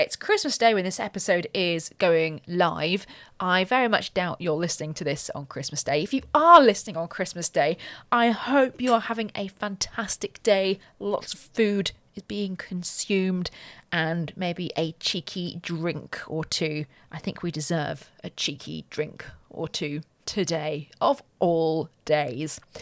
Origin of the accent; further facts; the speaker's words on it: Ascot, South East England, United Kingdom; also born or lived in Windsor; I was born in Ascot, lived on a council estate